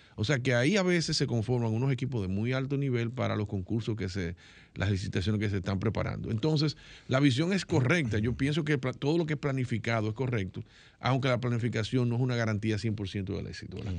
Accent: Dominican Republic; soy dominicano

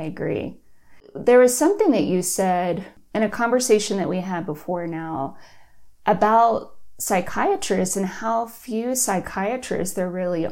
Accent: Austin, Texas, United States; moved away; I'm from Austin, so I wanted to move home

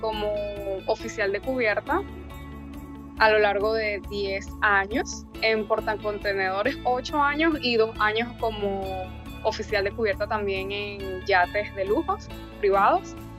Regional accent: Venezuela; moved away as an adult; now in Dania Beach, United States; yo, igual que mi esposo, somos nativos de Venezuela

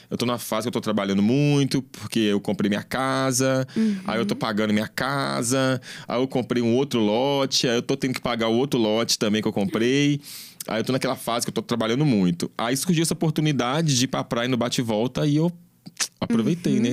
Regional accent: Belo Horizonte, Minas Gerais, Brazil; born or raised there

